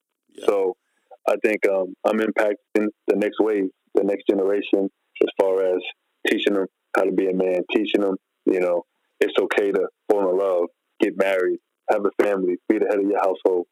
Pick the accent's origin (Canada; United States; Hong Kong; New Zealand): United States; New York; growing up in New York